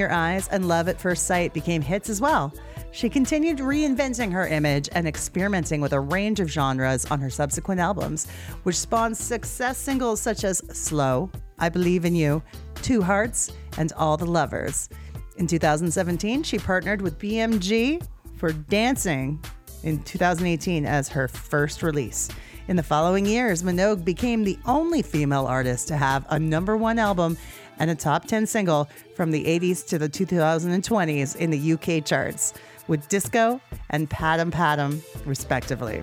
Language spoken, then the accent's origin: English; Canada; I'm Canadian and I can't even speak French